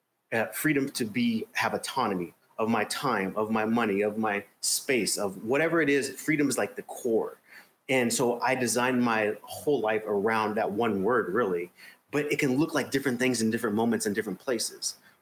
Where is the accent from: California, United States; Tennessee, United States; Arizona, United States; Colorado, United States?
Arizona, United States; now in Cape Town, South Africa